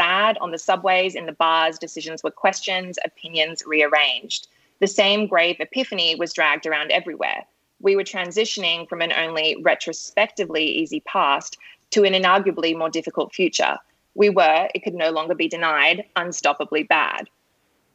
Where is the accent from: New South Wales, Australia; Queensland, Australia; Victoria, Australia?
New South Wales, Australia; Sydney; I'm from Sydney